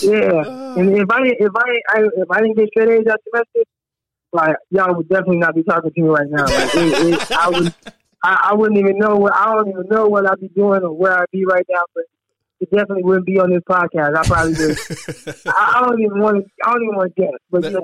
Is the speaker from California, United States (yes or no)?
yes; Scottsdale, California, United States; because I grew up in Scottsdale, California, and my most of my family are from San Jose.